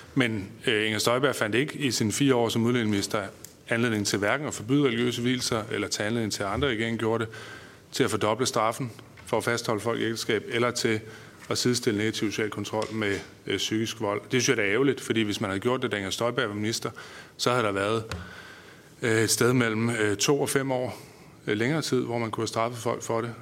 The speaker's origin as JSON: {"language": "Danish", "area": "North Jutland", "region": "North Denmark Region", "country": "Denmark", "said": "som nordjyde og borgerlig"}